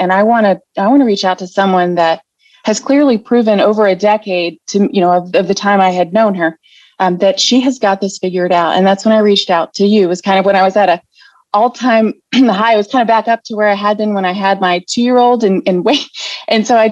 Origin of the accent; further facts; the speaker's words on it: West Virginia, United States; moved away as an adult; I am originally from West Virginia, but moved around with my husband in the military